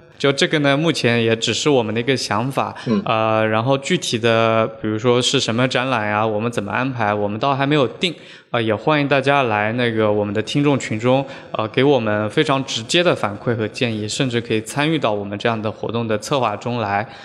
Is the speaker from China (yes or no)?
yes; Huzhou, Zhejiang, China; also born or lived in Hangzhou / Shanghai; now in Beijing, China; 像我的家乡浙江湖州就是一个嗯。书画之乡